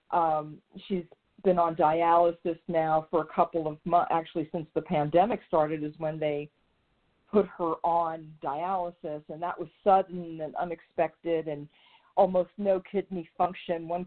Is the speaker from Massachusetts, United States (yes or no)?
no; New York, United States; moved away; the being a, a native New Yorker